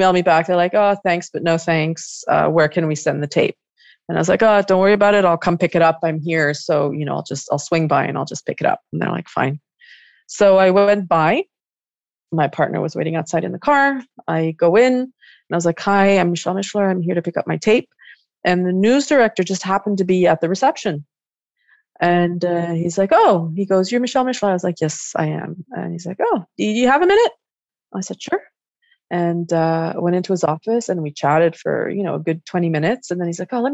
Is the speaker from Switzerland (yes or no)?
yes; Switzerland; moved away; also born or lived in Montreal, Canada / New York City, United States; Growing up in Switzerland